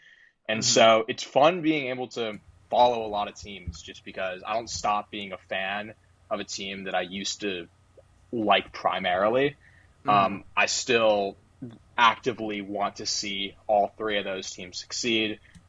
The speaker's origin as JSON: {"language": "English", "town": "Orlando", "region": "Florida", "country": "United States", "moved": "yes", "said": "I'm originally from Orlando, and so the Magic will always have a special place in my heart, no matter how terrible they are each year."}